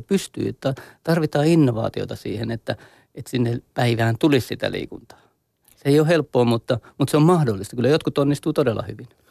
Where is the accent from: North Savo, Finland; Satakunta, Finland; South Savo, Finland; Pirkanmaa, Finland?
South Savo, Finland; Mikkeli; meillä, meillä päin Mikkelissä